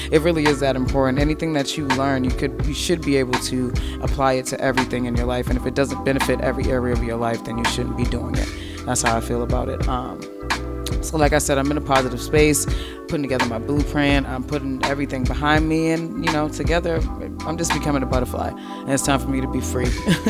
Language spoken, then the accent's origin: English; East Coast, United States; I mean, I'm used to it. Like I said, I'm from the East Coast